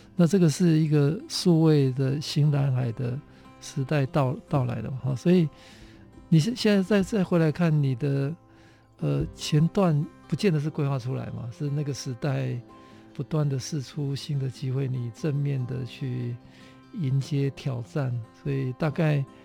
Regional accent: Kaohsiung, Taiwan; 我是高雄人

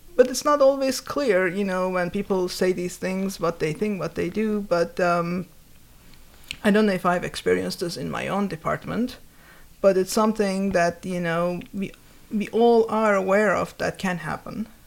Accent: Turkey; moved away; when I was growing up, I grew up in Turkey.

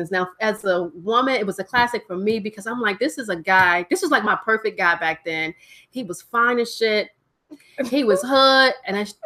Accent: New York, United States; now that I'm I'm a New Yorker, that's that's this is where I came from. This is my, but you know, I didn't, I've lived so many other places.

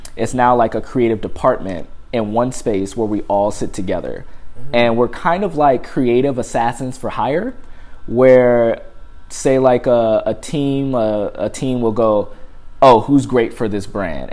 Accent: Compton, California, United States; moved away; Use all my type of slangs that I grew up using in Compton

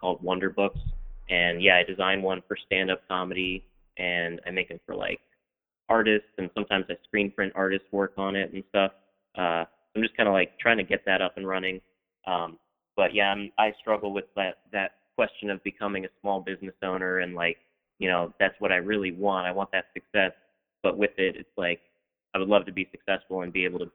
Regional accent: Silver Spring, Maryland, United States; now in Baltimore, United States; I grew up in Silver Spring

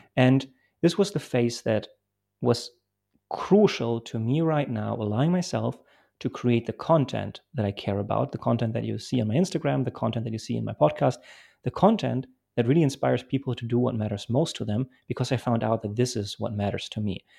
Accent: Bremen, Germany; English is a second language; also born or lived in Poland; I grew up in Germany

